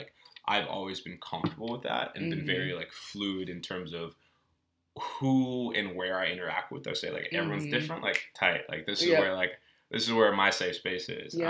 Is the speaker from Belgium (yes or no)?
yes; Belgium; born there; because I was born in Belgium. Mm-hmm. And being born in Belgium, being like an American expat, like I went to an international school